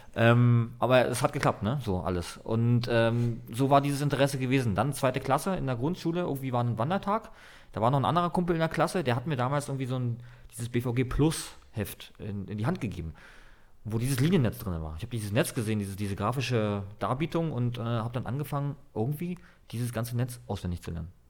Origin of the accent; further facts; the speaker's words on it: Berlin, Germany; also born or lived in Dresden; ich bin in Mahlsdorf groß geworden, Berlin-Mahlsdorf, mhm. ganz im Osten der Stadt